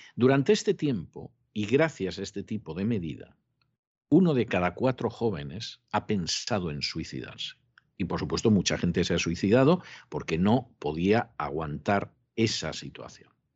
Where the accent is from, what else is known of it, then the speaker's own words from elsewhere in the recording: Spain; moved away; en España, que es mi país de origen